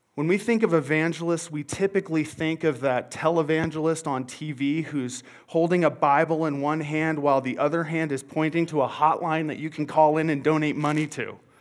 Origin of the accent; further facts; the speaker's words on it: Montana, United States; now in Longmont, United States; I'm originally from Montana